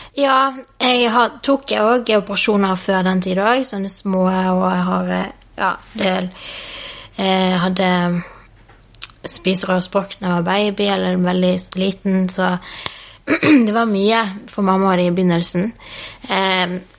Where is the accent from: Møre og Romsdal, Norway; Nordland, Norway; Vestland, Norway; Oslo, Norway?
Vestland, Norway; Bergen; Jeg vokste opp i Bergen sammen med en eh, mamma og pappa og en lillesøster